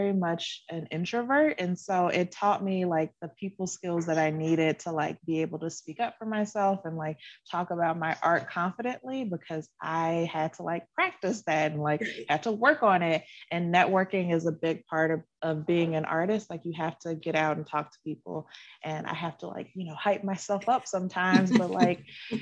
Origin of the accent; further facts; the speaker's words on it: Chicago, Illinois, United States; now in Burbank, United States; I currently live in Burbank, California, but I'm from Chicago